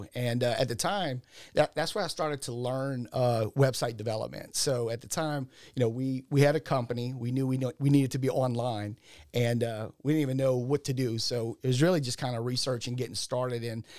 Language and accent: English; Louisiana, United States; Originally, I'm from the Ascension Parish, Assumption area, kind of like the Donaldsonville, Assumption Parish area, and went to school down there.